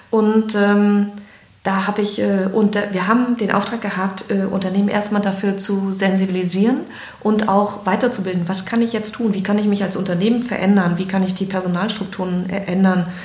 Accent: Greifswald, Mecklenburg-Vorpommern, Germany; born there; also born or lived in Frankfurt / Berlin / Hamburg; Ich bin in Greifswald geboren, habe dann in Straße studiert und bin weggegangen.

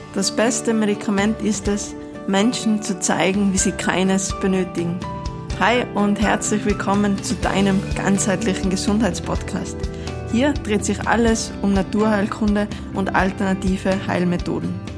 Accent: Tyrol, Austria; bei uns in Tirol

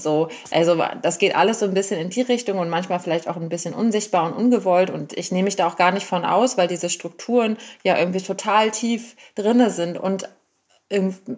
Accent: Germany; now in Berlin, Germany; ich bin eine weiße äh, Frau, die in Deutschland geboren ist

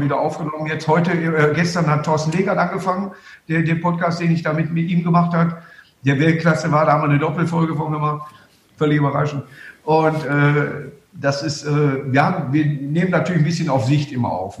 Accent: Duisburg, North Rhine-Westphalia, Germany; Und Duisburg ist meine Heimatstadt

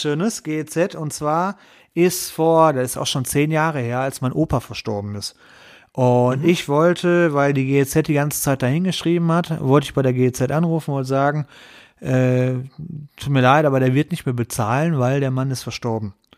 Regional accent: Essen, North Rhine-Westphalia, Germany; Ich bin gebürtiger Essener

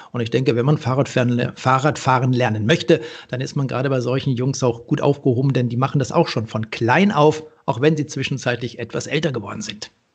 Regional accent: the region around Freiburg, Emmendingen, Reute, Baden-Württemberg, Germany; dort, wo ich groß geworden bin, äh, in der Region um Freiburg, Emmendingen, Reute

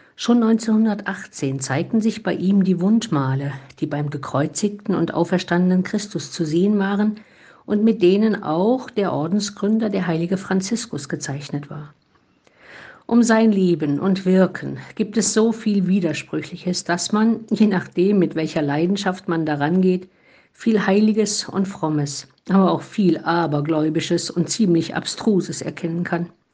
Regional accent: Germany; ich bin halt keine Italienerin, sondern eine eher nicht so überschwängliche Deutsche

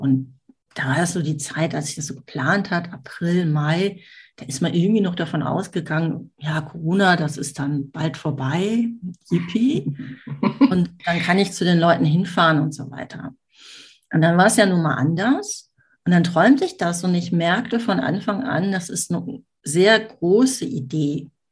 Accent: Düsseldorf, North Rhine-Westphalia, Germany; Ich komme aus Düsseldorf, wohne jetzt am Stadtrand von Düsseldorf.

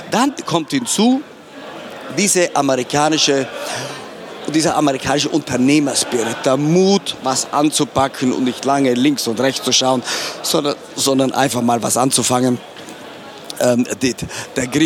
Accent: Trentino-Alto Adige, Italy; Und ich als Südtiroler, sprich mit Passaporto Italiano, habe gedacht, alles, alles was, was ähm, nicht verboten ist, das ist ja erlaubt.

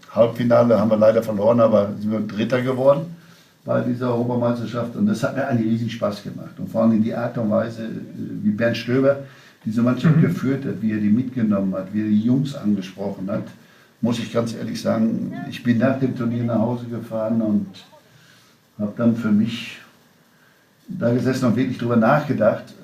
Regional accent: North Rhine-Westphalia, Germany; ich bin Westfale

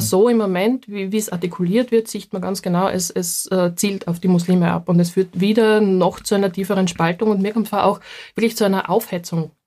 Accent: Leoben District, Styria, Austria; accent: Styrian; Das ist direkt aus dem Heimatbezirk von mir. Also ich komme aus dem Bezirk Leoben.

